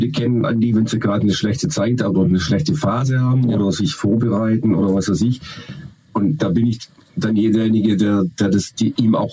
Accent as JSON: {"language": "German", "region": "Baden-Württemberg", "country": "Germany", "said": "Wassermann. Ähm, sensibel. Weiß aber trotzdem, was er will. Das waren mehr als drei Worte. Ja. Und Schwabe."}